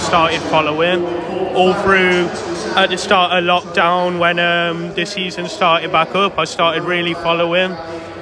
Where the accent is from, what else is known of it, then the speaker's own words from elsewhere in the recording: Worcestershire, West Midlands, United Kingdom; I'm from Worcestershire